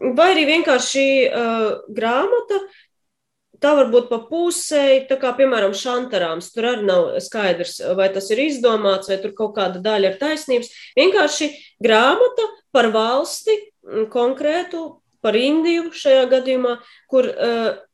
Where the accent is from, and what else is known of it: Latvia